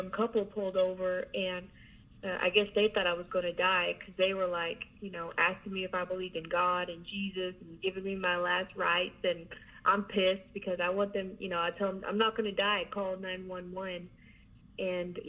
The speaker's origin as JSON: {"language": "English", "region": "southeast Oklahoma", "country": "United States", "said": "I'm from Oklahoma, southeast Oklahoma, a little town there"}